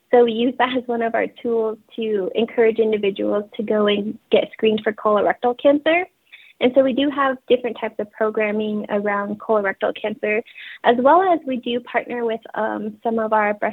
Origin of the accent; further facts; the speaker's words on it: Navajo Nation, United States; I just introduced myself in Navajo um, I am from the Navajo tribe, and my clans are the Black-streaked Wood people, and I am born for the water edge.